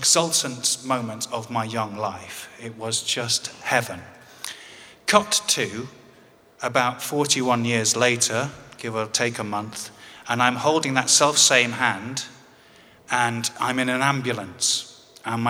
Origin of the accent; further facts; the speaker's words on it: England, United Kingdom; as any Englishman would